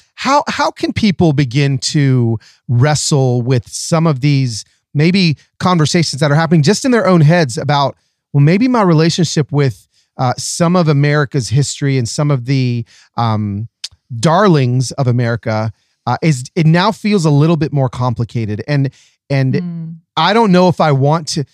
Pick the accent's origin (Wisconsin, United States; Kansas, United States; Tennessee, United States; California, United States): Tennessee, United States; Nashville; my hometown of Nashville